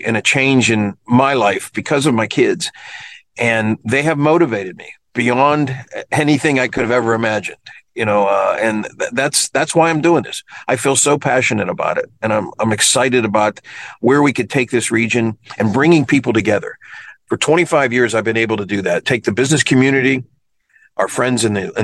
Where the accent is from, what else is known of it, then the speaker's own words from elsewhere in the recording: Kennedy Township, Pennsylvania, United States; It's called Kennedy Township. It's near the airport, towards the airport. And I've been born and raised there my whole life.